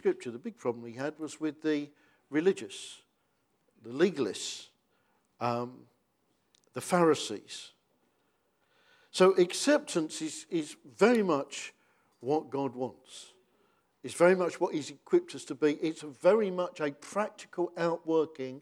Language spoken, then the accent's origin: English; United Kingdom; because we're British